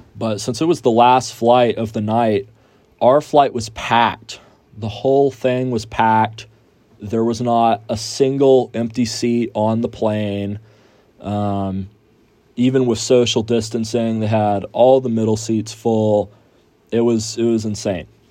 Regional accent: Houston, Texas, United States; moved away as an adult; now in San Angelo, United States; I am from Houston and I'm a student out here at Angelo State University

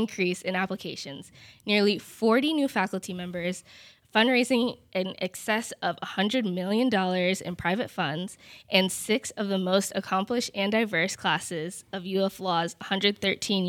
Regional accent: Gainesville, Florida, United States; I'm a 2L from Gainesville, Florida

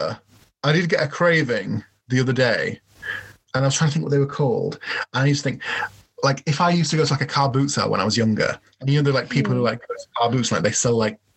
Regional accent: York, Yorkshire and the Humber, United Kingdom; I proudly say that I'm from York

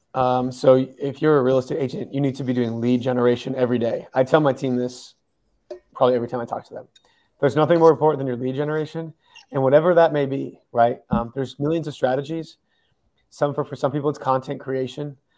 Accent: Massachusetts, United States; moved away as an adult; also born or lived in California / Colorado; now in Denver, United States; originally I'm from Massachusetts. Um, born, raised there.

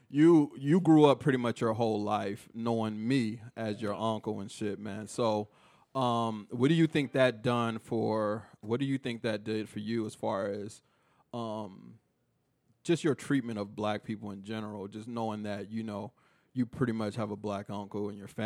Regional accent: Killeen, Texas, United States; just growing up in Killeen really helped shape my views on different back I mean ethnicities

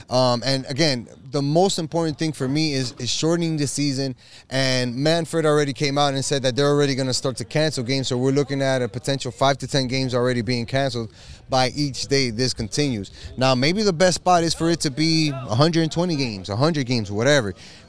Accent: Dominican Republic; as a Dominican

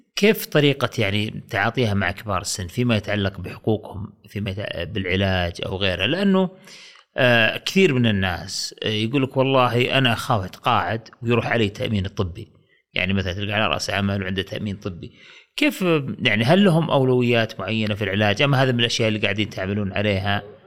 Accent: Saudi Arabia; also born or lived in Riyadh; عندنا في السعوديه هنا في الرياض

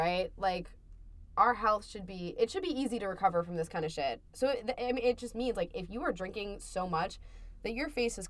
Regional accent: New Jersey, United States; moved away as an adult; now in Amherst, United States; I'm from New Jersey, Mira.

